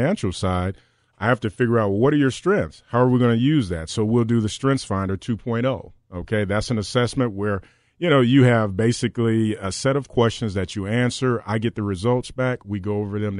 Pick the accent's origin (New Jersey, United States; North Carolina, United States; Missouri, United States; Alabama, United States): Alabama, United States; Decatur; moved away; I'm from Decatur, Alabama, a long way from here